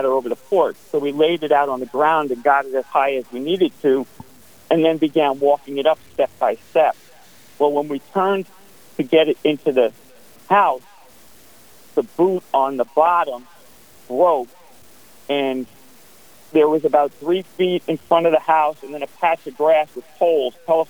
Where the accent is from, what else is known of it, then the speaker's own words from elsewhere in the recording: New York City, New York, United States; Born and raised in Staten Island, New York